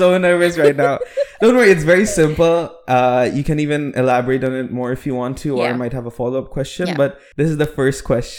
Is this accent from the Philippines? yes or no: yes; Philippines; I'm Filipino, but...